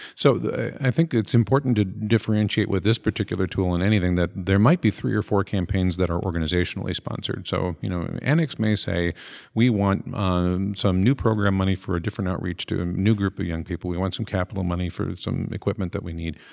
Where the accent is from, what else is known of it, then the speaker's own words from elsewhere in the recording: Minnesota, United States; I'm from Minnesota